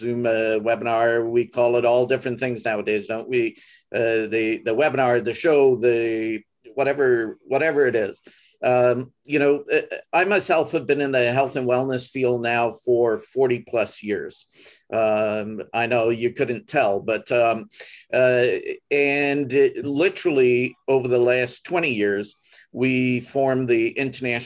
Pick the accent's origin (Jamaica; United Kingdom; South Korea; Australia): Jamaica; also born or lived in California; now in Vancouver, Canada; I was born and raised in Jamaica. I've lived in California, but I'm in Vancouver